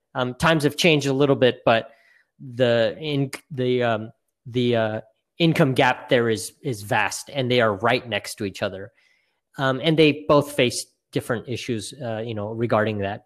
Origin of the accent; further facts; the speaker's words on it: Boise, Idaho, United States; now in California, United States; I'm, I'm originally from Boise, Idaho